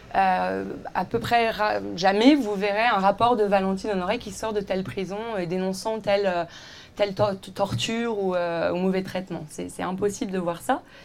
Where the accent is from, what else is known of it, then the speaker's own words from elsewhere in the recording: Villeneuve-d'Ascq, Hauts-de-France, France; moved away as an adult; also born or lived in Roubaix / Paris / Aix-en-Provence; je suis née à Roubaix, dans le nord de la France. J'ai été dans la même école, de la petite maternelle euh, au lycée, euh, à Villeneuve d'Ascq